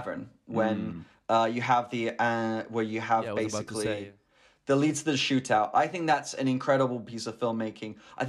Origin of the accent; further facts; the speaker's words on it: United Kingdom; this might just be because I am technically British